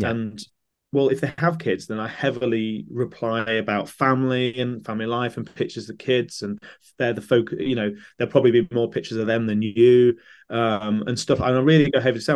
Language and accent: English; Stamford, East Midlands, United Kingdom; Stamford, which so happens to be my hometown